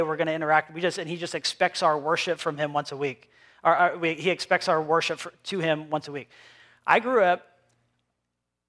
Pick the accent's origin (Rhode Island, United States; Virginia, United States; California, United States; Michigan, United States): Rhode Island, United States; Cumberland; accent: New England; moved away as an adult; also born or lived in Pennsylvania; I grew up here in Cumberland, Rhode Island, and then I moved to Pennsylvania, and then I moved back here with my family 3 years ago.